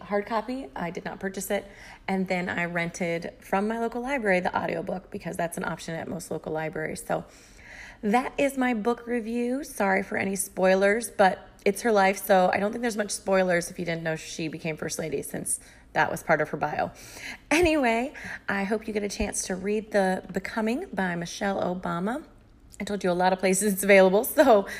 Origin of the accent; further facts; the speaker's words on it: Iowa, United States; moved away; also born or lived in Chicago; I grew up in Iowa